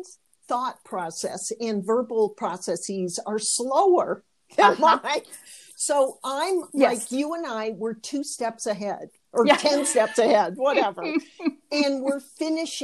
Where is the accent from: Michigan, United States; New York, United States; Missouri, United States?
Michigan, United States; I did Michigan girls